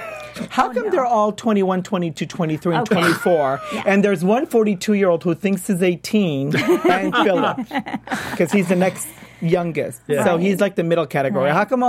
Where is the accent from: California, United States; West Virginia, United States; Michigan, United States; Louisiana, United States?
California, United States; Beverly Hills; I'm from Beverly Hills.